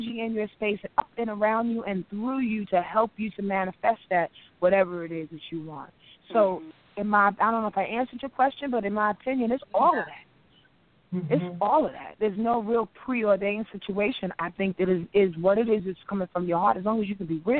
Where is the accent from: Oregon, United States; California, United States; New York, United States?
New York, United States; Yonkers; I'm from Yonkers, New York